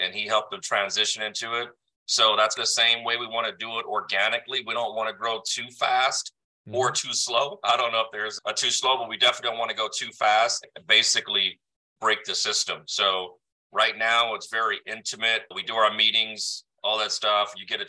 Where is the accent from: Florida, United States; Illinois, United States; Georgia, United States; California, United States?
California, United States; San Diego; I'm from San Diego.